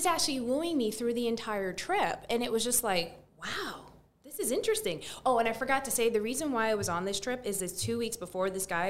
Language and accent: English; Barbados; moved away; also born or lived in New York; well, actually, I'm from Barbados. I was born, raised there.